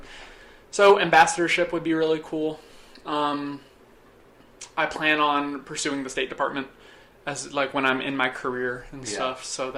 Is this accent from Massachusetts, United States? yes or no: yes; Boston, Massachusetts, United States; so I'm from New England. I'm from the Boston area, from Massachusetts.